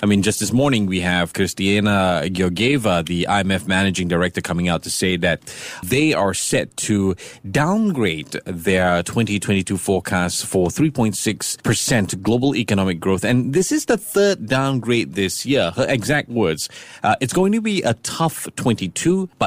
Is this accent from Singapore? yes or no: yes; Singapore; the Singaporean tourist